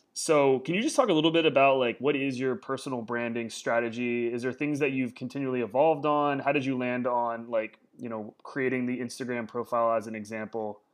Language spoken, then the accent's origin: English; Warsaw, Indiana, United States; moved away; my childhood was in Indiana